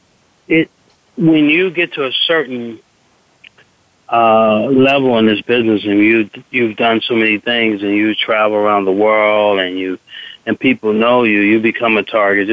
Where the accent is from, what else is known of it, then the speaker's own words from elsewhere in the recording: Washington, District of Columbia, United States; I grew up in Washington, D.C.